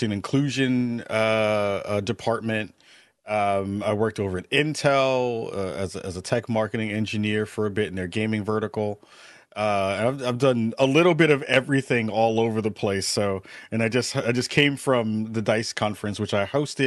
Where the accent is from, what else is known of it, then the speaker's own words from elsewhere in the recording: New York City, New York, United States; moved away; also born or lived in Brooklyn, New York; I'm from the Bronx, but then moved to Brooklyn